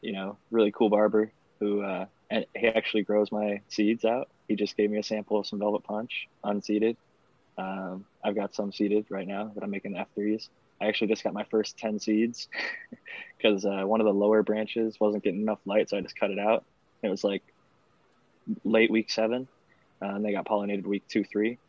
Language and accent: English; Northeast Ohio, United States; now in California, United States; I grew up in Northeast Ohio